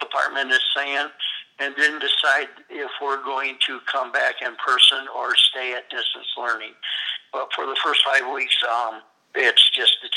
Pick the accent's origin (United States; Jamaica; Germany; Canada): United States; Berrien County, Michigan; I grew up in Berrien County, which is right next to Cass County